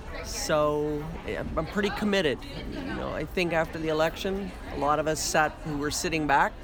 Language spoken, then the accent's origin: English; Palm Harbor, Florida, United States; I'm from Palm Harbor, Florida.